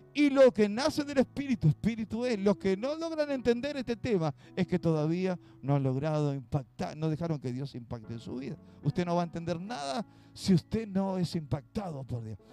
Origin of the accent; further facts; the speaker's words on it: Uruguay; aquí en Uruguay